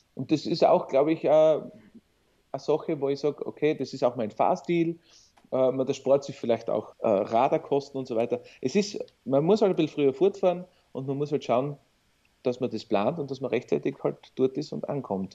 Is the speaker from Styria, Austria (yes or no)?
yes; Sinabelkirchen, Styria, Austria; Also ich bin ja aus Sinemarkirchen im Bezirk Weiz.